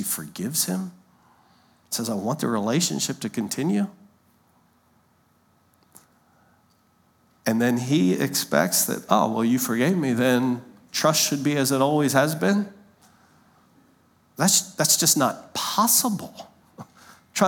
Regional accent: Lancaster, Pennsylvania, United States; moved away; we grew up in Lancaster, Pennsylvania

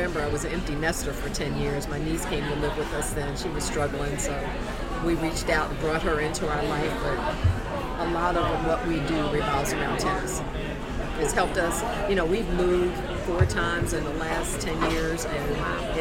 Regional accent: Northeast, United States; I'm from the Northeast

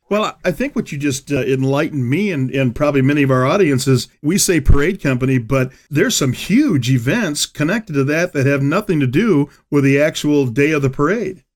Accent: Michigan, United States; I'm from Michigan

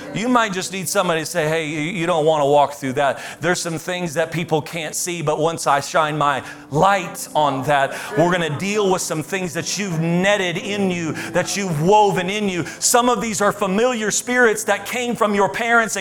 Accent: United States

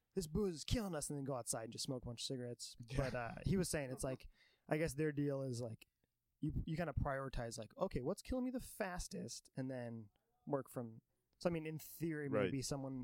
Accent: Vancouver, Washington, United States; also born or lived in Tacoma; From is a tricky thing because I moved around a lot growing up, like super white trash, mm-hmm. where I was getting evicted and stuff. But I was born in Tacoma, and then I lived mostly in like the Vancouver, Washington area

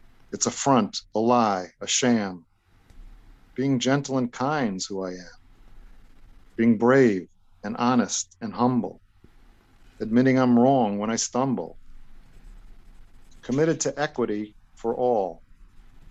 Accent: New York City, New York, United States; also born or lived in East Rockaway, New York; I grew up Italian in Brooklyn and East Rockaway

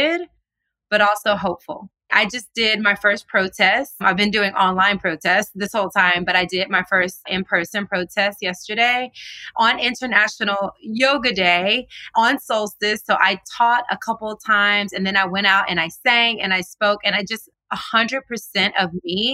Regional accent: the South, United States; now in California, United States; since I was a little girl growing up in the South.

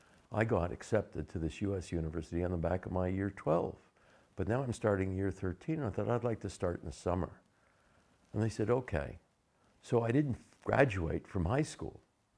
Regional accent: Florida, United States; also born or lived in Pennsylvania; Well, I don't even remember when I was born in the Pennsylvania Dutch area. And so very young age, the family moved down to Florida.

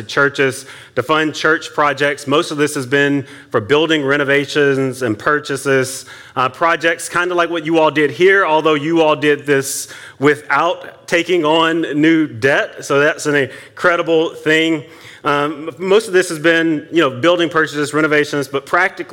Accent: Atlanta, Georgia, United States; moved away as an adult; now in Silver Spring, United States; I'm from Atlanta, but we moved here 2 years ago

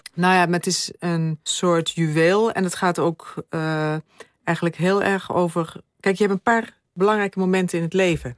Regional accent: Limburg, Netherlands; ik kom uit Limburg

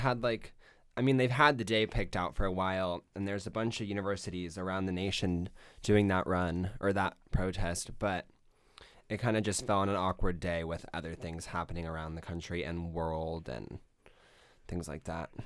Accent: Las Vegas, Nevada, United States; now in Eugene, United States; I'm from Las Vegas, and I went to Centennial High School

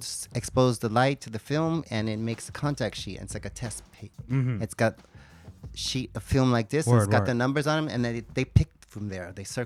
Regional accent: New York City, New York, United States; also born or lived in Brooklyn; I was born in Brooklyn and grew up in the Bronx.

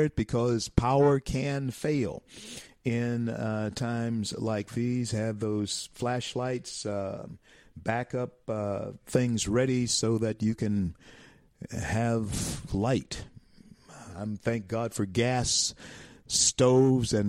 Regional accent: Shreveport, Louisiana, United States; here on this wintry wonderland in my hometown of Shreveport, Louisiana

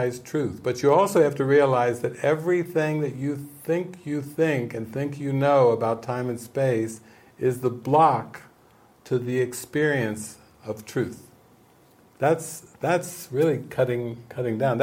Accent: United States; I've grown up as an American, as a capitalist

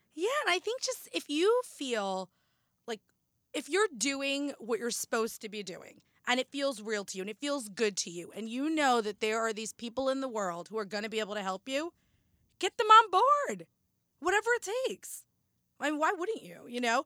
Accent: New Jersey, United States; also born or lived in Boston; born and raised in Jersey, I still live in Jersey

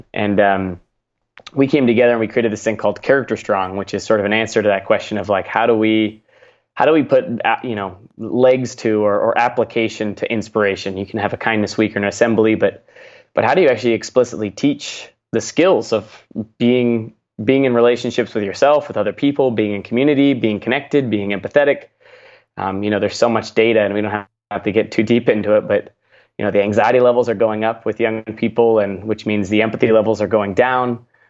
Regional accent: Seattle, Washington, United States; Yeah, I grew up in the Seattle, Washington area

